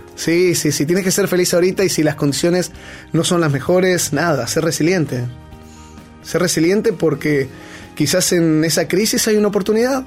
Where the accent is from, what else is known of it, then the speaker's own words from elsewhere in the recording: Argentina; moved away; also born or lived in Peru; soy argentino hasta el cuello, digo galletita, digo cuello